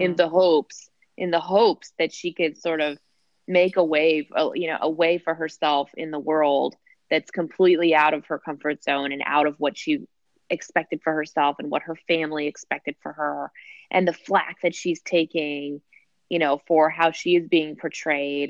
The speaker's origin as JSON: {"language": "English", "region": "New Jersey", "country": "United States", "said": "I'm from New Jersey"}